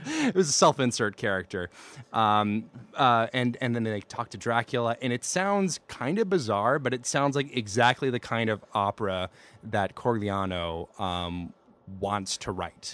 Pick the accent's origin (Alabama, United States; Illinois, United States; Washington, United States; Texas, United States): Alabama, United States; I'm uncultured and from Alabama